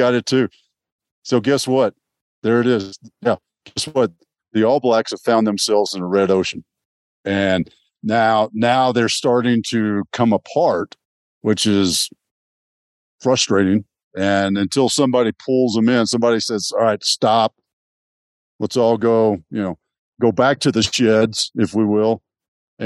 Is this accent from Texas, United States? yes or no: yes; Texas, United States; I grew up in Texas